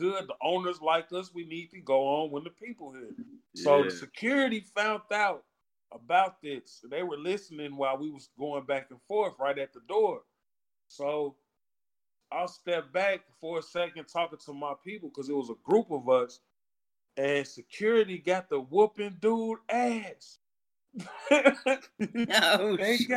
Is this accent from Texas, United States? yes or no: no; Chicago, Illinois, United States; I'm from Chicago